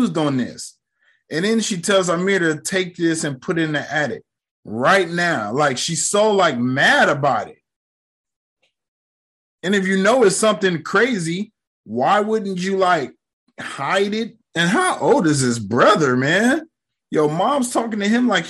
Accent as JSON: {"language": "English", "country": "United States", "tie": "born or raised there", "said": "I grew up in America"}